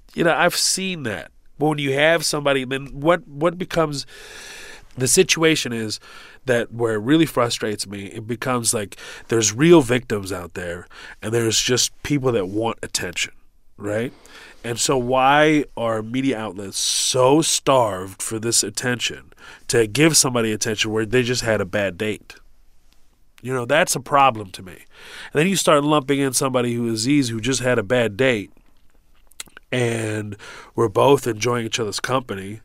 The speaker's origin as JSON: {"language": "English", "town": "Houston", "region": "Texas", "country": "United States", "tie": "born or raised there", "also_born_or_lived": "Kuwait"}